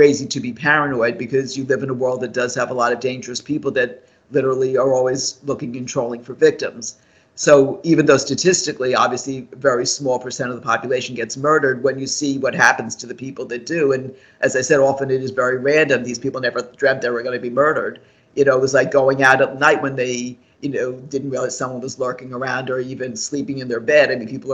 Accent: New York area, United States; I grew up in the New York area

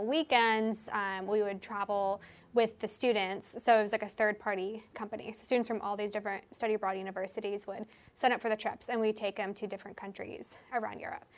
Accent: Seattle, Washington, United States; I moved from Seattle, which is where I'm from, across the country for the whole summer

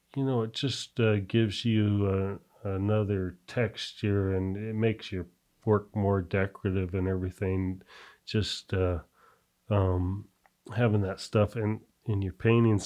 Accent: Albuquerque, New Mexico, United States; growing up in Albuquerque and we used to go to, uh, Mexico a lot

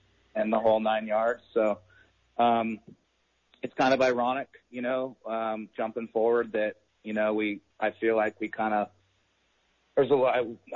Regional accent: Garberville, California, United States; I was born and raised in Southern Humboldt in the Garberville area

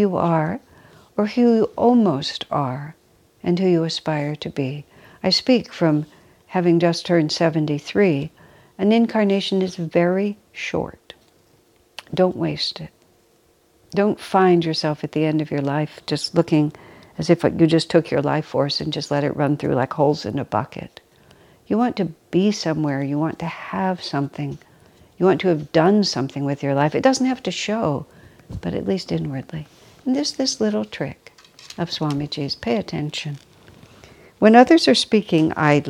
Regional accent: United States; I'm American

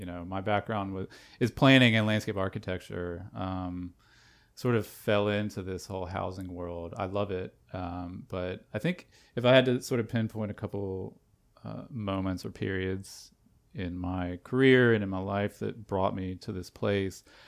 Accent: North Carolina, United States; moved away as an adult; also born or lived in Canada; born and raised in North Carolina

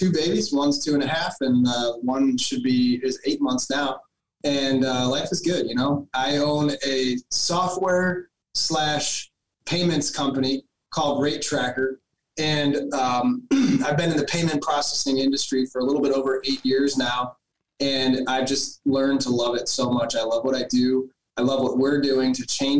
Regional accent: Cleveland, Ohio, United States; I come from Cleveland, Ohio

